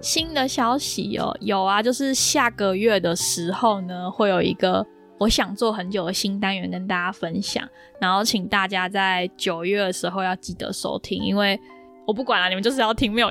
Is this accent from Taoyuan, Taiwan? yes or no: yes; Taoyuan, Taiwan; moved away as an adult; now in London, United Kingdom; 所以我们桃园区的不可以，没有投票的选择